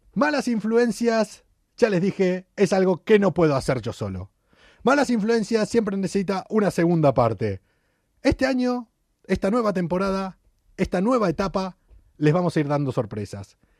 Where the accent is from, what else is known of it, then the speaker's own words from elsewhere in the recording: Argentina; now in Madrid, Spain; los argentinos, eso, somos